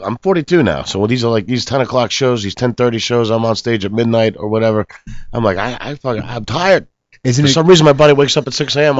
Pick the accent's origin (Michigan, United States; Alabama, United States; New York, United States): New York, United States; now in Los Angeles, United States; I'm from New York